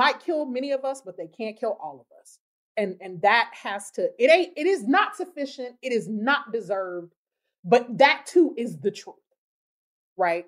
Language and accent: English; the South, United States; I come from Southern people